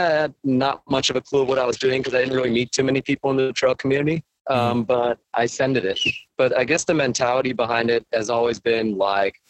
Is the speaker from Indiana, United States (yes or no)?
no; Los Angeles, California, United States; also born or lived in Orange County, California; I was born in LA in the inner city. I lived there for the first 12, 13 years of my life